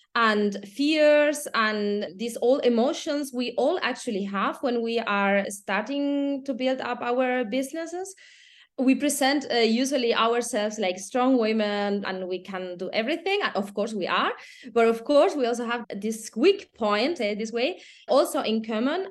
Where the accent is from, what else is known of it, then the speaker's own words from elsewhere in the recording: Spain; moved away as an adult; also born or lived in Germany; now in Austria; I'm from Spain, living, eh, almost ten years abroad, nine in, in Germany and one year in, in Austria